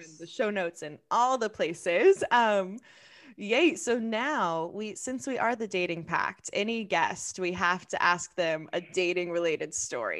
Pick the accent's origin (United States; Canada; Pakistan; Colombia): United States; Oklahoma; moved away as an adult; also born or lived in Southern California; I'm from Oklahoma